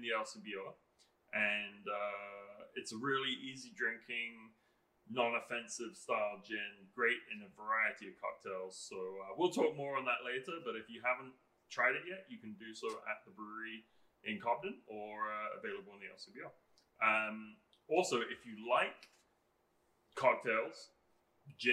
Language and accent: English; England, United Kingdom; moved away; I'm English